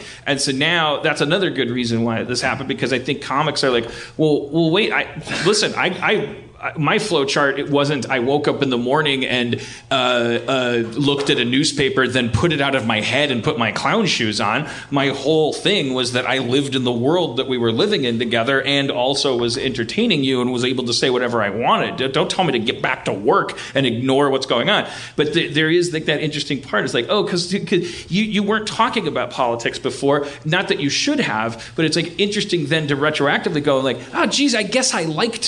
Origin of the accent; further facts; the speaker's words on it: Milwaukee, Wisconsin, United States; I grew up in Milwaukee